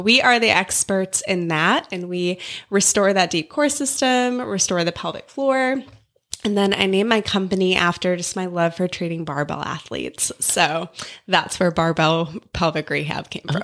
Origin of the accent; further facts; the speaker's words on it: South Dakota, United States; moved away as an adult; now in Canton, Georgia, United States; I grew up in South Dakota